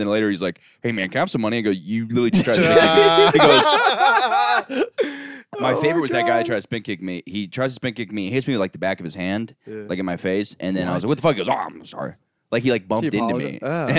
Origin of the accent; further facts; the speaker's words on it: Florida, United States; I grew up in Florida